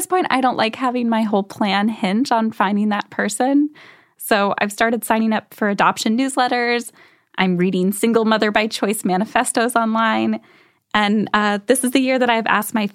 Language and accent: English; Midwest, United States; I'm from the Midwest